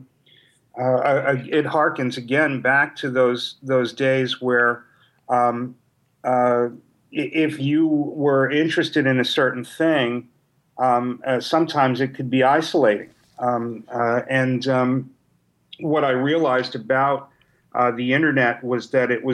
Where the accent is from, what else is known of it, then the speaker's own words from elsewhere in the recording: New York City, New York, United States; I was a kid from New York City that wasn't around many other nerds and geeks.